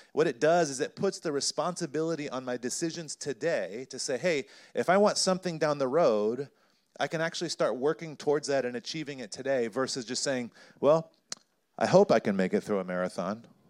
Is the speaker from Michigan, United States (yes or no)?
no; North Carolina, United States; I grew up in North Carolina